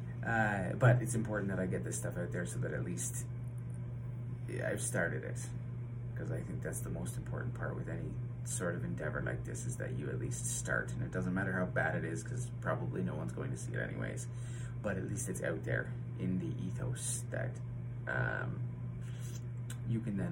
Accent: London, Ontario, Canada; I hail from London, Ontario, Canada

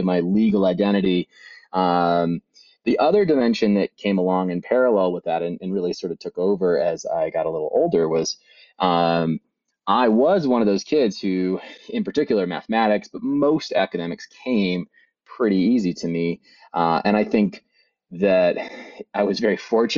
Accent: Bend, Oregon, United States; I grew up in Bend, Oregon, on a little farm just outside of Bend

